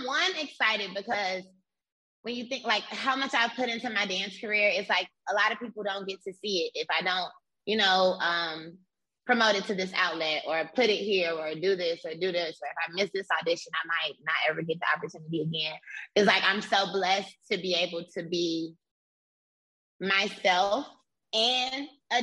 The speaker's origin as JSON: {"language": "English", "town": "Miami", "region": "Florida", "country": "United States", "tie": "born or raised there", "said": "So I'm from Miami, Florida. I'm from Liberty City, which is the hood. And at my elementary school"}